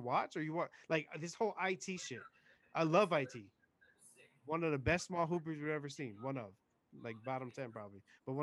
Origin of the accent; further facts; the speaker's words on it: New York City, New York, United States; moved away; I was born in New York City.